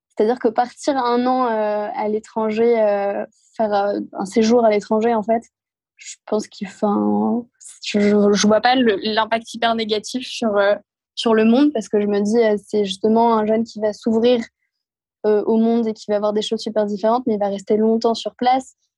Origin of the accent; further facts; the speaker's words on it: Normandy, France; je suis originaire de, bah, de Normandie